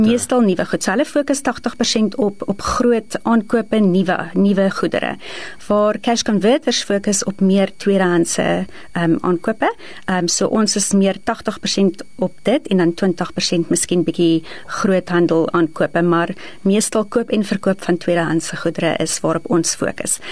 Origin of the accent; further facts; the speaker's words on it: East Rand, Gauteng, South Africa; ek is gebore in die Oosrand, altyd in die Oosrand gebly en daar grootgeword